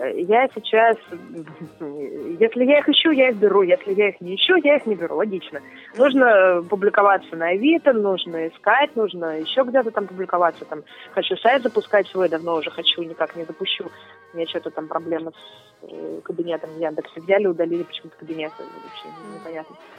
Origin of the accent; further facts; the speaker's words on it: Ulyanovsk, Ulyanovsk Oblast, Russia; moved away as an adult; also born or lived in Moscow; now in Krasnodar, Russia; я из Ульяновска изначально